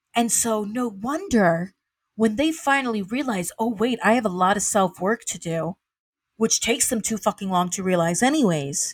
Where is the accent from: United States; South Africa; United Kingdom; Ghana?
United States; the South; moved away; I'm from the South, and I would, I would, and from a primarily, like, w, white, white Christian South